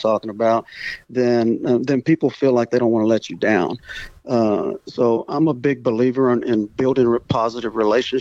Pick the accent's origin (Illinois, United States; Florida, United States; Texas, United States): Texas, United States; Refugio; I grew up in the Coastal Bend in small little Refugio. And actually, I still live in Refugio